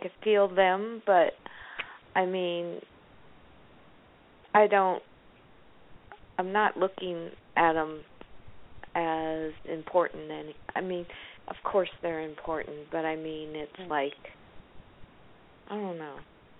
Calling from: California, United States

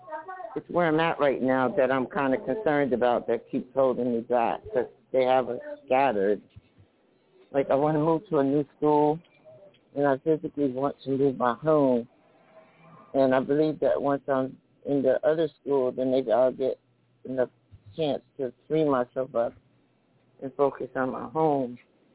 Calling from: New Jersey, United States; New Jersey.

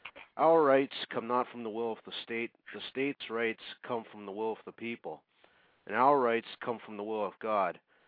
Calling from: Saskatchewan, Canada; I'm in Canada at the moment.

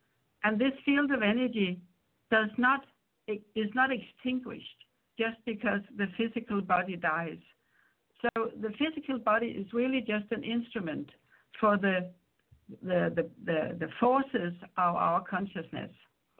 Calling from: Spain; I'm calling in from Spain

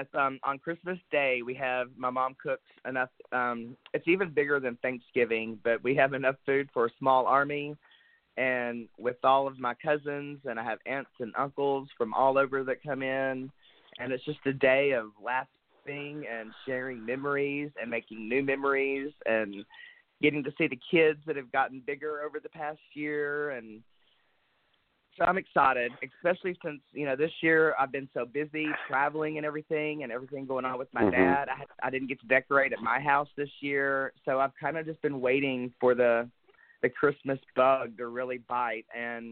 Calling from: Pocahontas, Arkansas, United States; No, I'm in Pocahontas today with my family.

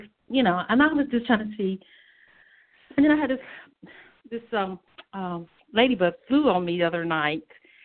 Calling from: North Carolina, United States; I'm calling from North Carolina.

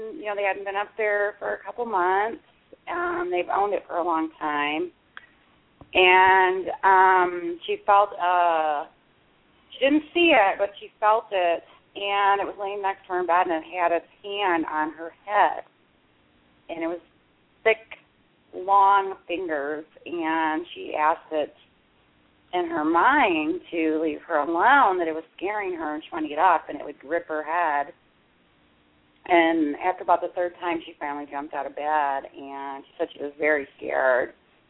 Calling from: Michigan, United States; from Michigan.

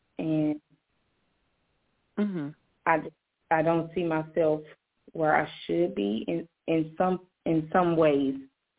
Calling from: Jacksonville, Florida, United States; Jacksonville, Florida.

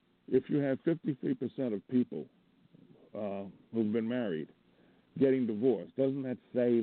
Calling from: Montana, United States; from Montana.

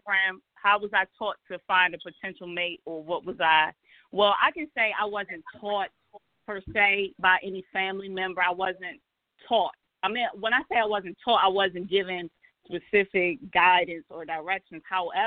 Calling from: Landover, Maryland, United States; I'm calling from Landover.

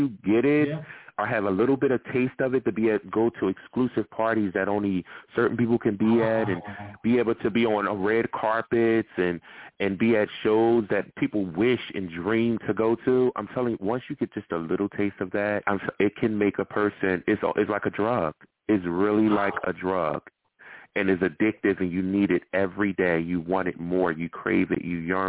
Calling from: New York, United States; I'm actually calling from New York right now, but I used to live in L.A.

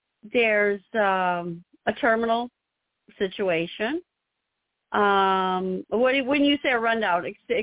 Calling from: Illinois, United States; I'm calling from Illinois.

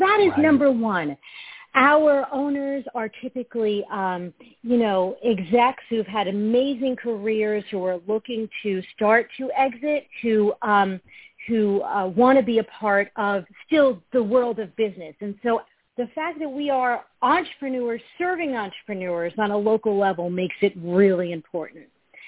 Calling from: Fairfield, Connecticut, United States; This morning, I am calling from my home office in Fairfield, Connecticut.

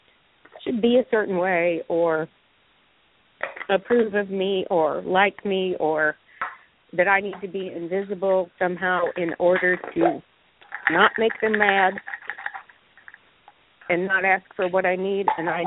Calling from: Greensboro, North Carolina, United States; Hi, this is … in Greensboro.

